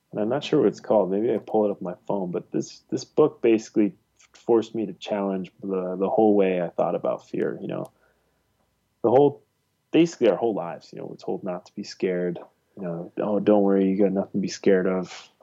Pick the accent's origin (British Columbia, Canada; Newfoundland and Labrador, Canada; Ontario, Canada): Ontario, Canada; I grew up in Ontario